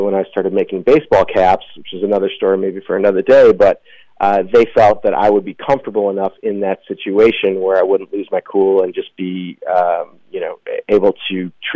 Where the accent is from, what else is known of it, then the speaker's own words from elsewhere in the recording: Deerfield, Illinois, United States; I grew up in Deerfield, Illinois